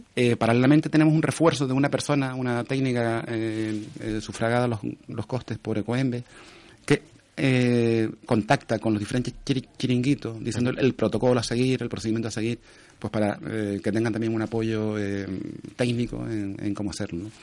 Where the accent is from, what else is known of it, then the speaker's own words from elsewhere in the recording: Telde, Canary Islands, Spain; Yo soy de Telde